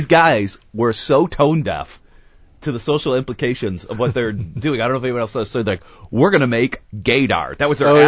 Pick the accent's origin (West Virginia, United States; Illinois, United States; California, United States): California, United States; Burbank; I grew up in Burbank, and life is pretty real.